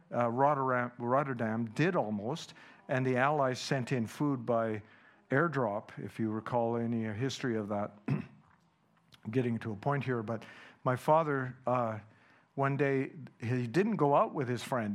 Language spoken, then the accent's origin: English; Canada; first language Dutch; English is a second language; I was born in Canada